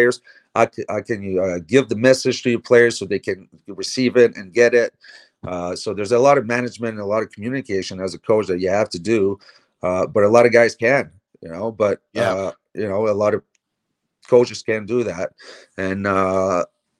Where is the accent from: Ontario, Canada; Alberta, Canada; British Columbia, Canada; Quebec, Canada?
Quebec, Canada; Montreal; I was much downtown Montreal kid. My mind was, you know, I grew up in Saint Laurent, Mont Royal.